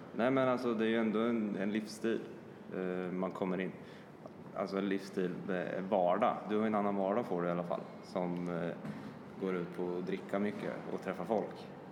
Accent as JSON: {"language": "Swedish", "country": "Sweden", "said": "vi kommer från Sverige"}